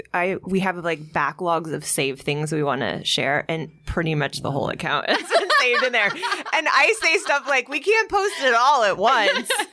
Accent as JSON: {"language": "English", "region": "Kansas", "country": "United States", "said": "Well, I'm from Kansas."}